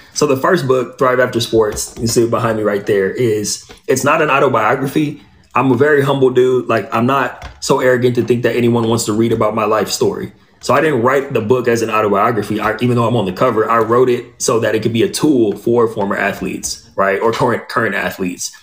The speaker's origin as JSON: {"language": "English", "area": "Inland Empire", "region": "Southern California", "country": "United States", "tie": "born or raised there", "also_born_or_lived": "Pasadena, California / Los Angeles, California / San Diego, California / Orange County, California", "moved": "as an adult", "lives_now": "Austin, United States", "said": "I grew up in the Inland Empire, which is east of LA. I was born in Pasadena, then my family moved east"}